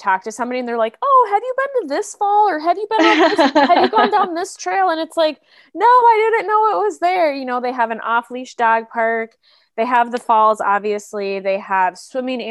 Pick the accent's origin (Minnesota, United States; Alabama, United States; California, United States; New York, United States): Minnesota, United States; also born or lived in Kansas City; now in Minneapolis, United States; I'm from Minnesota, I went to school up north and then moved directly to Kansas City